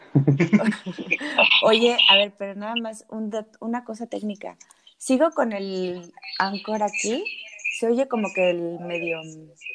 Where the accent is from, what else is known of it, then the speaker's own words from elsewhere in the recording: Mexico City, Mexico; Soy del DF